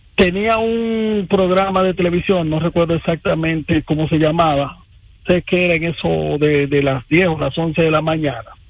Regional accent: Dominican Republic; also born or lived in Santo Domingo Norte; vivo acá y obviamente somos dominicanos

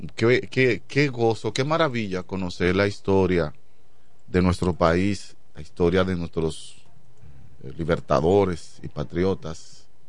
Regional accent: La Romana, Dominican Republic; la romana, mi pueblo.

